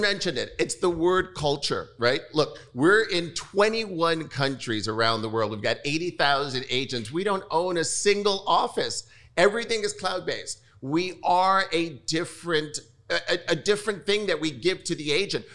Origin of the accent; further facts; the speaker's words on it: New York, United States; I'm born and raised in New York